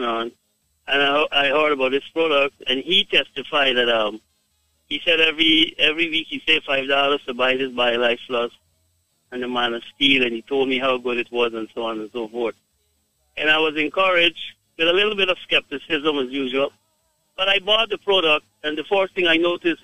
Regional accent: Guyana; I am from Guyana

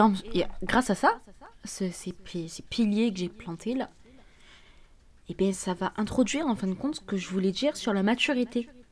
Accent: Algeria; en tant qu'Algérien

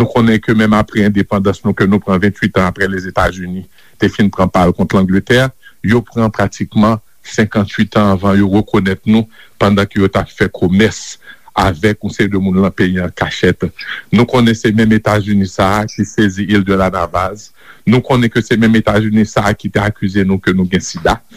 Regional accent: Haiti; nou realize kom haisyen kote nou soti depi

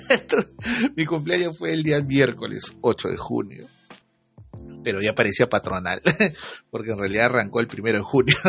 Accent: Iquitos, Loreto, Peru; moved away; Tuve la oportunidad de volver a mi tierra, ¿no? a mi isla bonita, a mis quitos de siempre.

